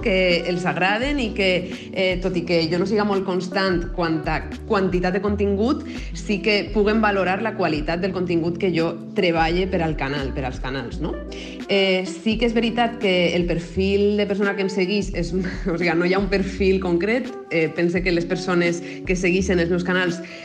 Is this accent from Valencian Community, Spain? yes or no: yes; Puçol, Valencian Community, Spain; sóc de Pusol, de l'Horta Nord de València